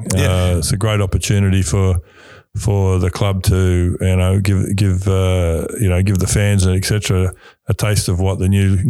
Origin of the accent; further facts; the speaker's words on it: Sydney, New South Wales, Australia; moved away as an adult; also born or lived in Scotland / New Zealand; I grew up playing rugby and rugby league in Sydney.